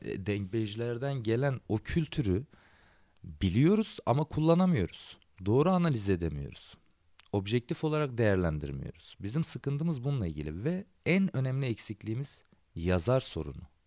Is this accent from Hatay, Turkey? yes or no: yes; Antakya, Hatay, Turkey; Antakya'da benim şehrimde